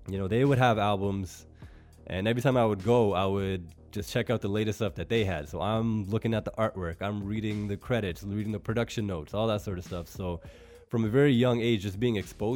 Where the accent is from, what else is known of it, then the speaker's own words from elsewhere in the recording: Mississauga, Ontario, Canada; also born or lived in Toronto / Brampton; I was born in Toronto, spent the first 11 years of my life in Malton.